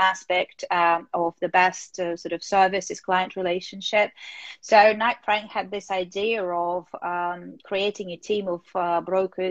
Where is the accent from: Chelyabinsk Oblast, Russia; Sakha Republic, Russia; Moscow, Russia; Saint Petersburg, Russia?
Moscow, Russia; moved away as an adult; now in United Kingdom; growing up in Moscow